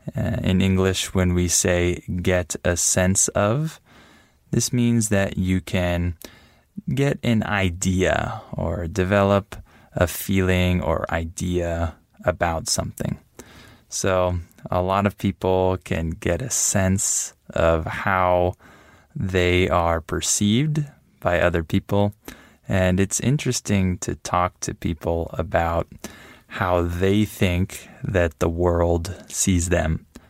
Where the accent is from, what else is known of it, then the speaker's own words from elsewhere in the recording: United States; now in Mexico; I'm American